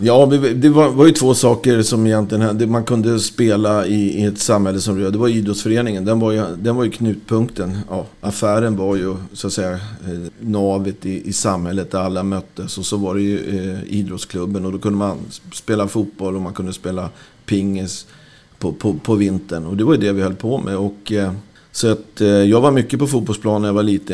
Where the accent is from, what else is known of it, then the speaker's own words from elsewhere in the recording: Rö, Stockholm County, Sweden; i Röda där jag växte upp